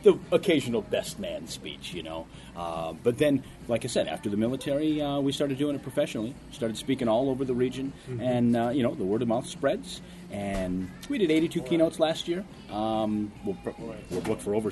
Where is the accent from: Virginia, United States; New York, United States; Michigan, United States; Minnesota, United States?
Minnesota, United States; Ortonville; also born or lived in Seoul, South Korea; in Ortonville, Minnesota, I was the minority population